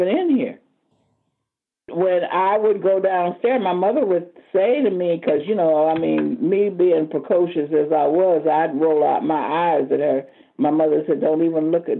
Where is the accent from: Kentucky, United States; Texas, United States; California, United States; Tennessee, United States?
California, United States; Oakland; also born or lived in Sacramento, California; I grew up in West Oakland, and then we moved to Sacramento for a while, and then we eventually moved up here to 33rd